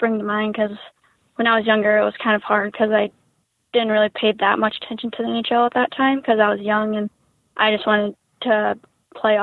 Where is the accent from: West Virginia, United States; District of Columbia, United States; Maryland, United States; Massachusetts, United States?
West Virginia, United States; a small town in; I'm from a small town in West Virginia